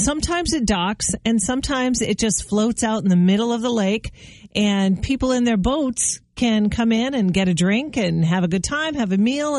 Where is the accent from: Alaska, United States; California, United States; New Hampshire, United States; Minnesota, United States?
New Hampshire, United States; Hollis; I had a beehive in the backyard when I was growing up in Hollis.